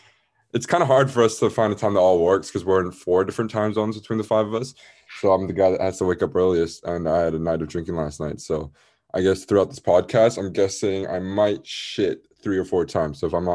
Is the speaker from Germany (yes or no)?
no; Malaysia; moved away as an adult; also born or lived in Bay Area, United States; now in United States; I was born and raised in Malaysia, was living there until I was 18 and came to the US to study. I'm an econ major at Santa Clara in the Bay Area.